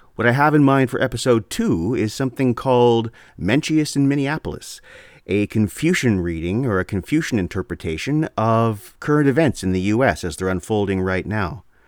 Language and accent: English; Canada; I'm Canadian